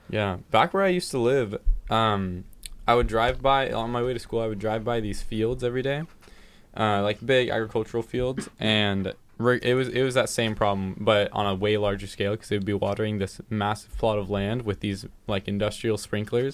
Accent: California, United States; I'm from California

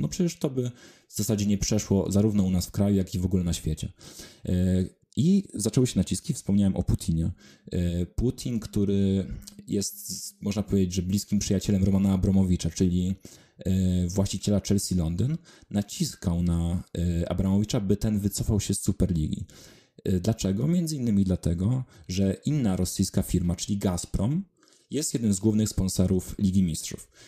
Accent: Wrocław, Lower Silesian Voivodeship, Poland; z mojego rodzinnego miasta Wrocławia

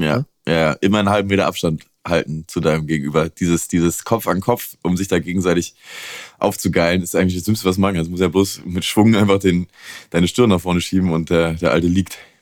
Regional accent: the East, eastern Germany, Germany; Ich komme aus dem Osten

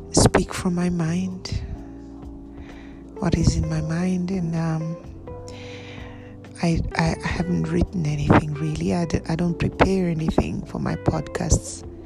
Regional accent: Bulgaria; born there; Well, I was born, I'm a twin. I was born in Bulgaria

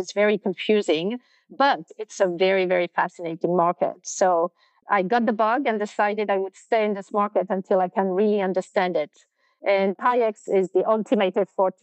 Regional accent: France; moved away; also born or lived in London; I was born and raised in France

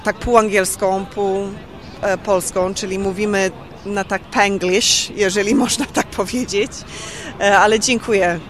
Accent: Australia; also born or lived in London, United Kingdom; now in Warsaw, Poland; w Australii, tam gdzie skąd pochodzę

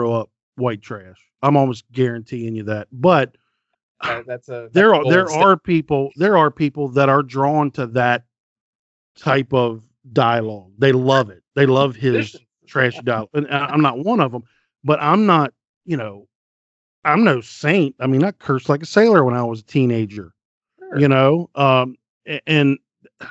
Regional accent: West Virginia, United States; I grew up in West Virginia

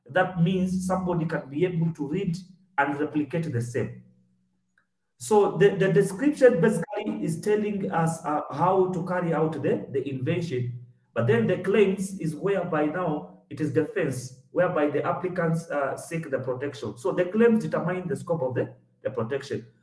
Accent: Kenya; uh, I'm a Kenyan examiner, uh, basically pharmaceutical patent examination.

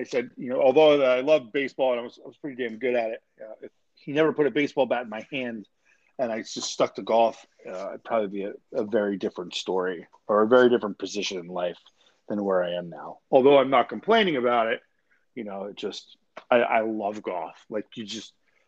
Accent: Hamilton Square, New Jersey, United States; moved away as an adult; also born or lived in Princeton, New Jersey; now in Florida, United States; I was born in Princeton. I'm from Mercer County, Hamilton Square, Yardville area, like West Central New Jersey

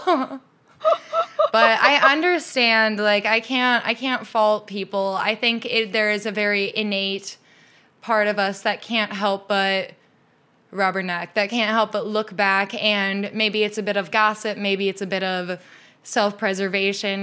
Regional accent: Midwest, United States; now in Seattle, United States; I grew up in the Midwest

